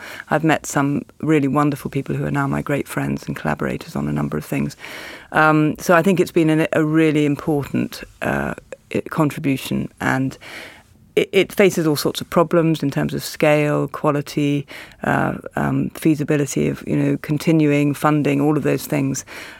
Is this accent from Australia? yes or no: yes; Australia; now in Cambridge, United Kingdom; I love the idea as an Australian, Ray. You think Oxford... I live in Cambridge, of course, which is miles away and completely...